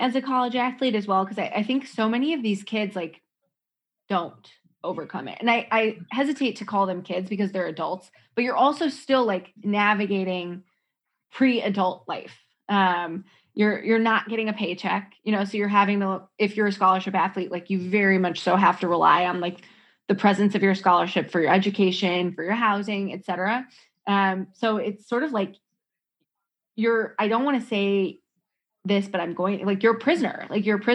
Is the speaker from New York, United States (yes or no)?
no; Minnesota, United States; my hometown in Minnesota.